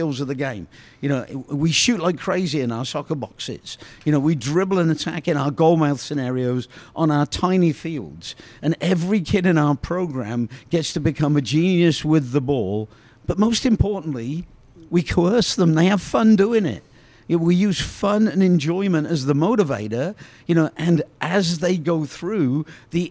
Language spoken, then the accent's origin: English; Oxford, South East England, United Kingdom; I grew up in Oxford, England